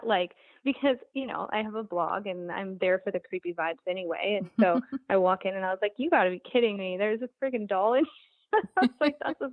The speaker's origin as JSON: {"language": "English", "region": "Montana", "country": "United States", "moved": "yes", "said": "I'm from Montana originally."}